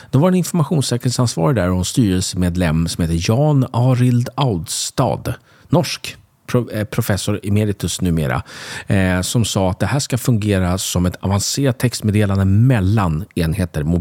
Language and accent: Swedish; Sweden; jag känner mig kränkt som svensk